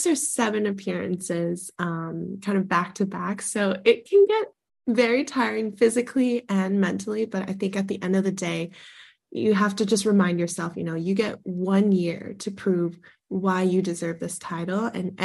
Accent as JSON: {"language": "English", "area": "Sonoma County", "region": "California", "country": "United States", "tie": "born or raised there", "said": "my hometown of Sonoma County"}